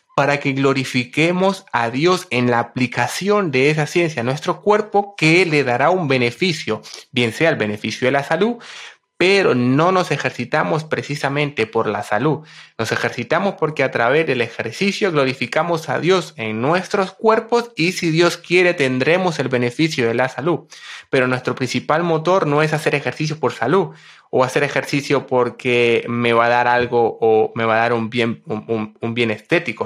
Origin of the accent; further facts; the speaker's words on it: Honduras; yo nací en Honduras el 9 de marzo de 1995.